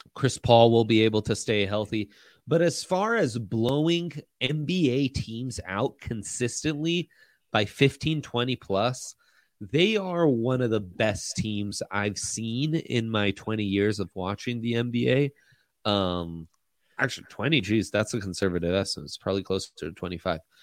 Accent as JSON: {"language": "English", "country": "Italy", "tie": "born or raised there", "moved": "yes", "said": "I grew up in Italy."}